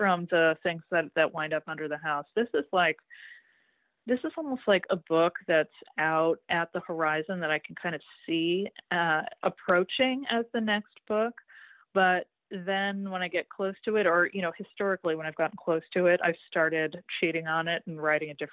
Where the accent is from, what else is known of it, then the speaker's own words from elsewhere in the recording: Greater Boston, Massachusetts, United States; growing up in Greater Boston, and just the what it's like to grow up in a town where the social pecking order of the 17th century is more or less unchanged in the 20th when I was growing up